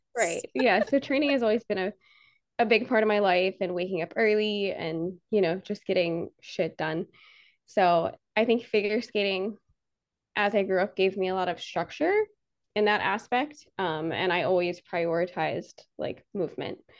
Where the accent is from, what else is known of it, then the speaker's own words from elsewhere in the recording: outside Annapolis, Maryland, United States; moved away as an adult; now in Florida, United States; I grew up in Maryland, uh, right outside of Annapolis